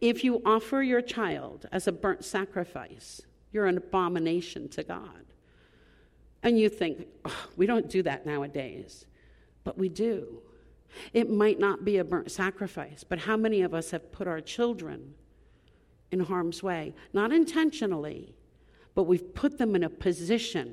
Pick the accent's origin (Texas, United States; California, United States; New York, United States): New York, United States; Long Island; I grew up on Long Island